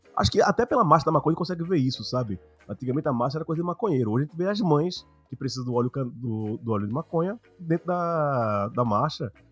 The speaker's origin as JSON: {"language": "Portuguese", "town": "Recife", "region": "Pernambuco", "country": "Brazil", "said": "Eu sou de Pernambuco, sou de Recife"}